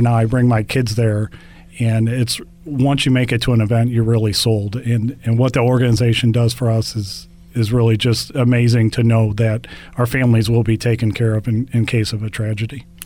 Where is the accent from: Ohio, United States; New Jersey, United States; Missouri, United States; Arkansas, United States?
Missouri, United States; St. Louis; Growing up in St. Louis